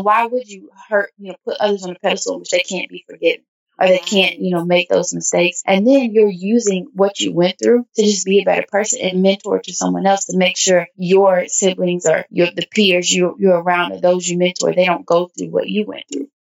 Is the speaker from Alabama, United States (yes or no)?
no; Nashville, Tennessee, United States; moved away; my hometown, to Nashville, Tennessee